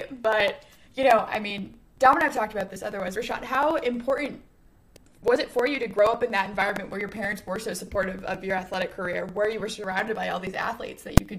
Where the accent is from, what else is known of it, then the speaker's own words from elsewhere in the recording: Northeast, United States; I'm from the Northeast.